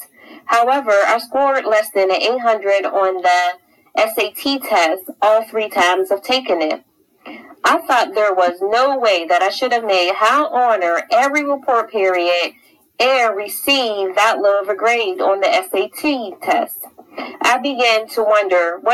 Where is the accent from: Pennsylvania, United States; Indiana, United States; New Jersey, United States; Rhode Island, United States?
Pennsylvania, United States; I grew up in Chaseville, Pennsylvania in the 90s